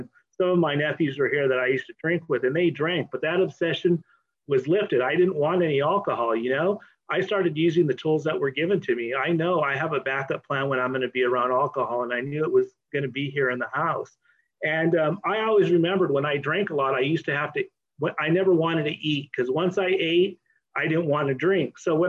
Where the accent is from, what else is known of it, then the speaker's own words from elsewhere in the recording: Oxnard, California, United States; I'm an alcoholic from Oxnard